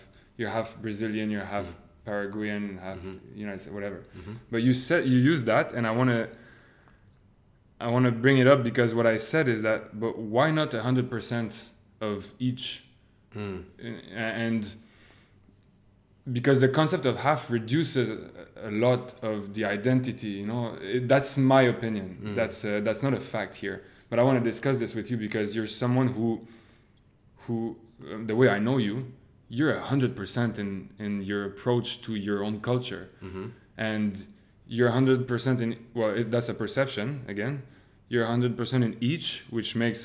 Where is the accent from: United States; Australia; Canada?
Canada